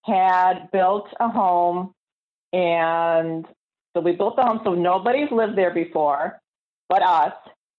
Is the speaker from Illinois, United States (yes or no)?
yes; Chicago, Illinois, United States; from Chicago.